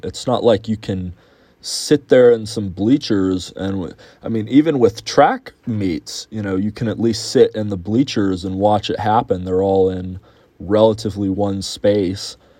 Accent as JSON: {"language": "English", "town": "Houston", "region": "Texas", "country": "United States", "tie": "born or raised there", "said": "my hometown of Houston"}